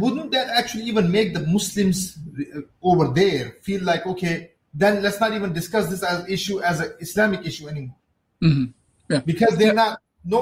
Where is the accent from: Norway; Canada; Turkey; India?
India; I'm from India